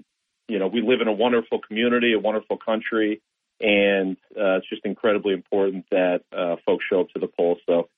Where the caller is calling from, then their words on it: Binghamton, New York, United States; Hey, Bob. This is … from Binghamton.